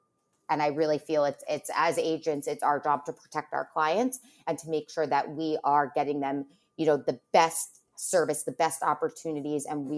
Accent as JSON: {"language": "English", "region": "New York", "country": "United States", "tie": "born or raised there", "said": "Well, so I grew up in Westchester and I always loved to read."}